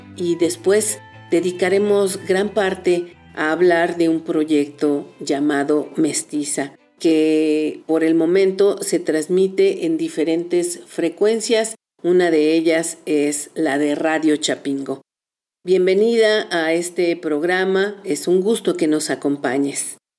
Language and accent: Spanish; Mexico; also born or lived in Durango; somos parte los mexicanos